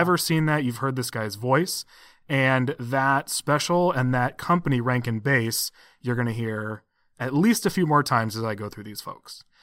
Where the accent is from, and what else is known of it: United States